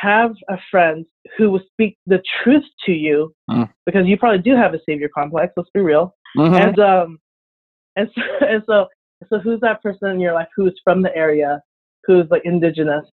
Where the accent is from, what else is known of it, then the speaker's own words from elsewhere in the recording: Orange County, California, United States; now in San Diego, United States; growing up in Orange County